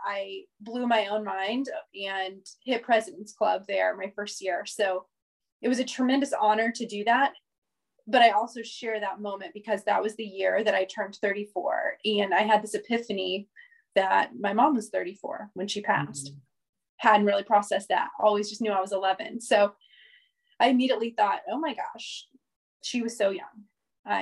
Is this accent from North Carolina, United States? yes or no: no; Indianapolis, Indiana, United States; I am born and raised in Indianapolis, Indiana, to an amazing, wonderful, loving family